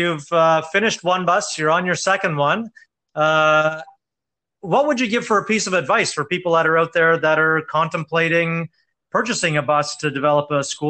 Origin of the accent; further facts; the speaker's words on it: Cape Breton, Nova Scotia, Canada; moved away; I'm from Cape Breton